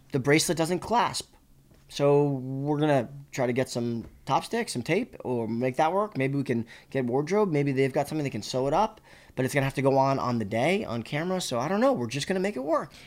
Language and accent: English; Boston, Massachusetts, United States; moved away; when I grew up in Boston